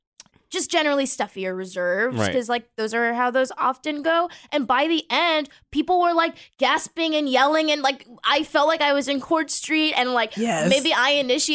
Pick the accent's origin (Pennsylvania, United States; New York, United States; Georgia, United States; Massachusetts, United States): Massachusetts, United States; Boston; So I'm from Boston also.